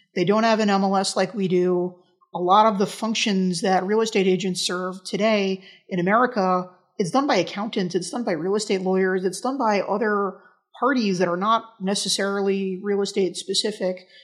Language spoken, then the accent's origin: English; New York, United States; in my hometown in New York